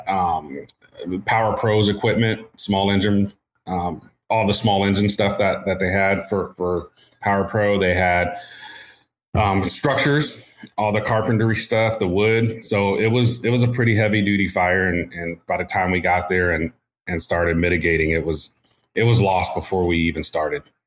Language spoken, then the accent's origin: English; Oceanside, California, United States; moved away as an adult; also born or lived in Houston, Texas; I was born in Houston, but raised in Oceanside, California.